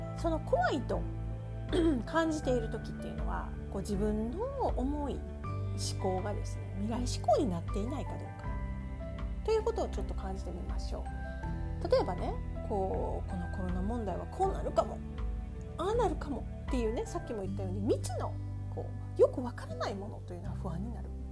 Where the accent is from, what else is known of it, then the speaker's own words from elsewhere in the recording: Kansai, Japan; 私はですね、やっぱり関西で育ってるんで